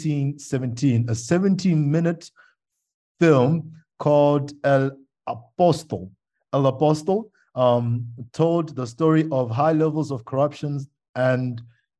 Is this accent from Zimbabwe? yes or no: yes; Zimbabwe; moved away; also born or lived in South Africa; my home country is really poverty stricken